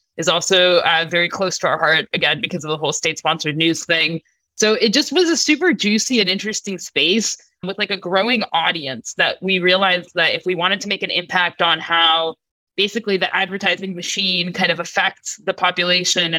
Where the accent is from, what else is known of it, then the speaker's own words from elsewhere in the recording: United States; also born or lived in Russia; I grew up in basically in America